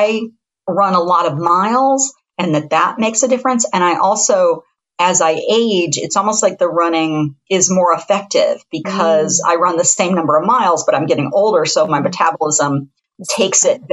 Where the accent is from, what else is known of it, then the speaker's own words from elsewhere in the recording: Columbus, Ohio, United States; moved away as an adult; also born or lived in Taos, New Mexico; I'm from Central Ohio. I'm from Columbus, which is the 15th largest metropolitan area in the United States